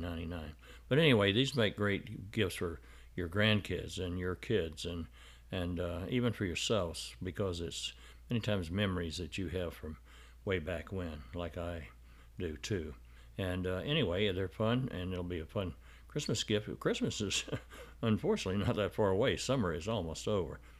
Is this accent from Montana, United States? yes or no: no; Arkansas, United States; my growing up in Arkansas